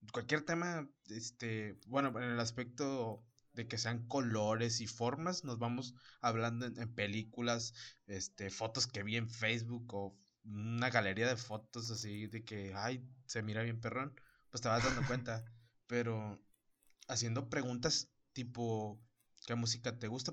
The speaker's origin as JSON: {"language": "Spanish", "country": "Mexico", "said": "somos mexicanos"}